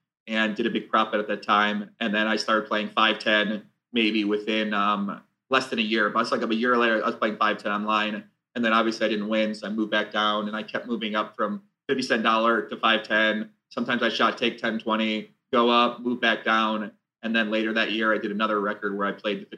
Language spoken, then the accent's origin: English; outside Chicago, Illinois, United States; I was born outside Chicago. Yeah, I grew up outside Chicago, moved downtown when I turned 21